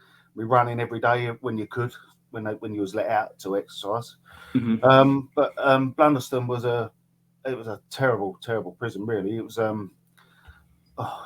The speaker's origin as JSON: {"language": "English", "town": "Orsett", "region": "East of England", "country": "United Kingdom", "tie": "born or raised there", "said": "I was born in Essex, in Orsett. 1967. Always lived in the area, always lived around here."}